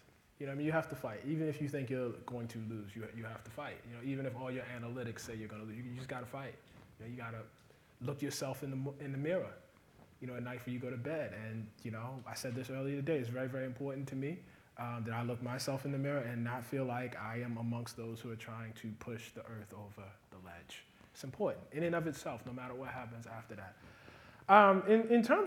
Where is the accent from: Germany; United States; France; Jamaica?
United States; I'm an American.